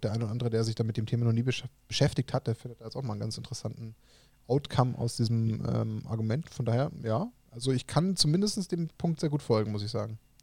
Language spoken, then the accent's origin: German; Germany; als Deutsche